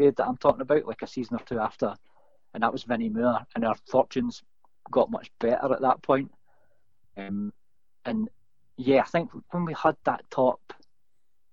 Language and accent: English; Bathgate, Scotland, United Kingdom; I am from Bathgate originally, not Coatbridge.